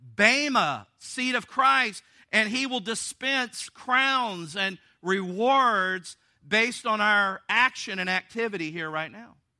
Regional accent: the South, United States; I'm from the South.

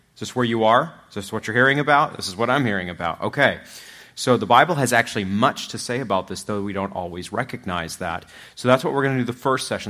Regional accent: Machias, Maine, United States; also born or lived in Louisville, Kentucky; now in Platte County, Missouri, United States; I'm from Machias

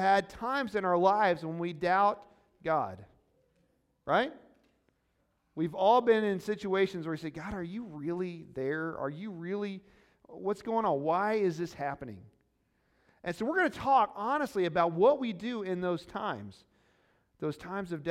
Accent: Missouri, United States; Baptist is what I usually say. I'm from Missouri. It's not the proper pronunciation

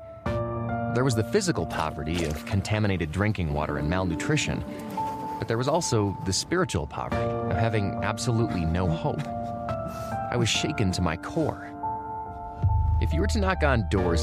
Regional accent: United States; I'm from America, and in my town, there was a church on practically every corner.

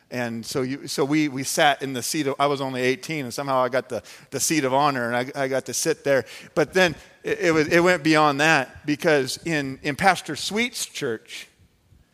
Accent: Phoenix, Arizona, United States; I grew up in the Phoenix, Arizona area

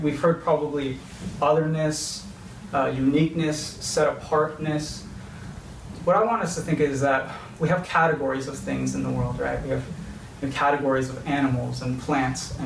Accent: California, United States; I grew up in California

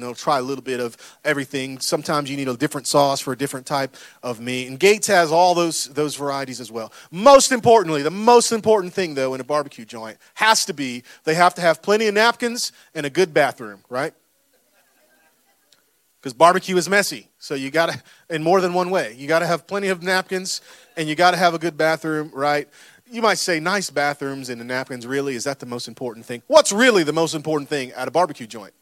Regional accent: Florida, United States; I'm from Florida

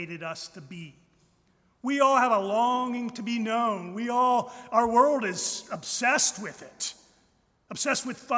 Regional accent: United States; as American Christians

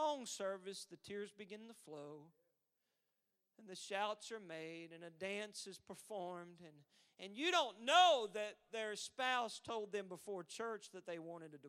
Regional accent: Texas, United States; I'm from Texas

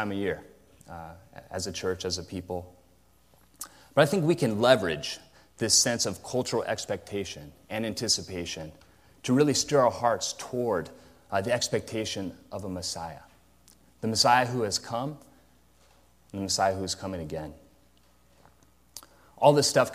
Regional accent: Modesto, California, United States; growing up in Modesto

